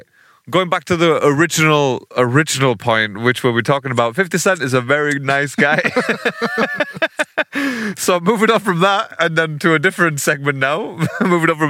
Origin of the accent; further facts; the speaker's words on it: the Northeast, North East England, United Kingdom; we're two guys from the Northeast